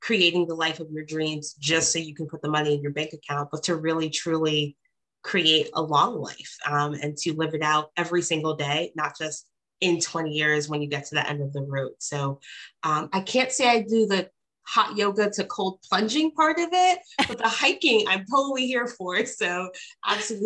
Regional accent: United States; also born or lived in Canada; was born and raised in America

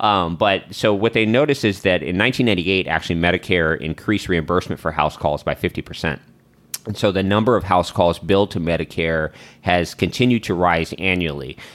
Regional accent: the South, United States; we're black people from the South.

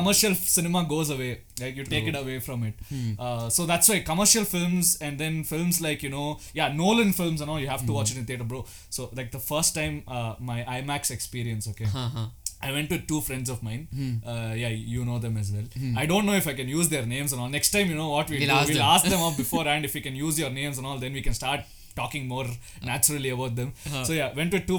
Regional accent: India; we are Indian

